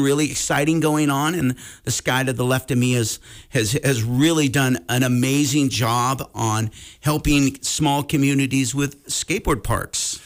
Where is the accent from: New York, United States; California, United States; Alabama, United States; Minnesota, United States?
California, United States; Sacramento; now in Montana, United States; born and raised in Sacramento